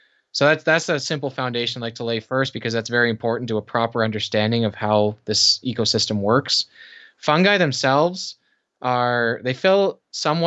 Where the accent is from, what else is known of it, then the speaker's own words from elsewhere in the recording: Canada; also born or lived in Kitchener, Ontario; I am Canadian, live in Kitchener, Ontario.